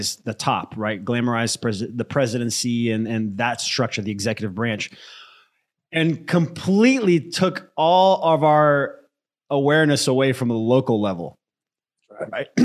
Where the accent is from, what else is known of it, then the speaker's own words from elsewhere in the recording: United States; also born or lived in Brazil; I grew up in the US since I was 8